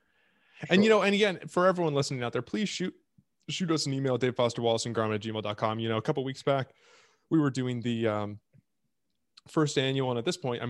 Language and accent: English; Washington, United States; talking about our adventures growing up in Washington